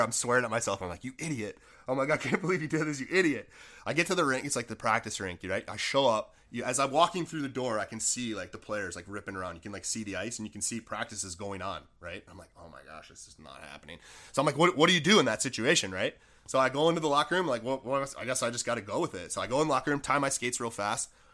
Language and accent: English; Buffalo, New York, United States; I grew up in Buffalo, New York